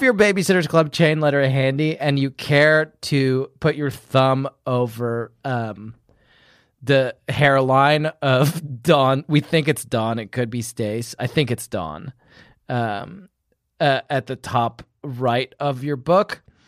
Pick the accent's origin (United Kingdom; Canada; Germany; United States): United Kingdom; home country where Guy Fawkes is burned, England; moved away; in my home country, we do burn Guy Fawkes in effigy every year